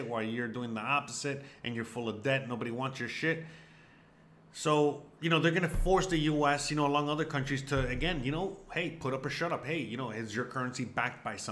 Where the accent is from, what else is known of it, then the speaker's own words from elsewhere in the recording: United States; as an American